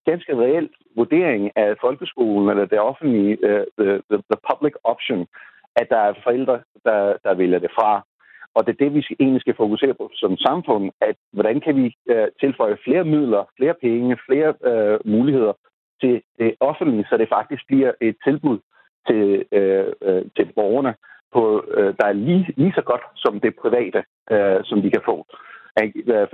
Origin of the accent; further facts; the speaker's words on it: Pakistan; Danish is a second language; now in Denmark; Jeg er selv født og opvokset i Pakistan har kun oplevet det pakistanske øh, skolesystem på nær et øh, øh, halvandet år